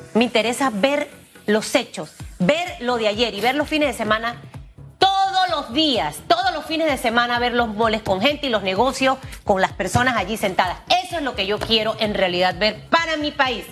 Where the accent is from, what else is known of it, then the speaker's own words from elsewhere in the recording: Panama; como panameña